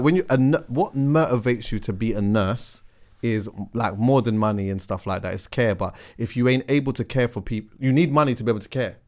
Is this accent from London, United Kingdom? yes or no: yes; London, United Kingdom; I'm from London